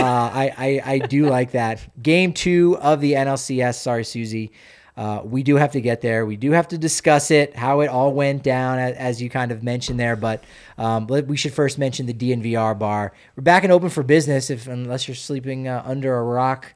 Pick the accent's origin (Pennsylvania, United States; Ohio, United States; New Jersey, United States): New Jersey, United States; I identify more as an Irish person than someone from New Jersey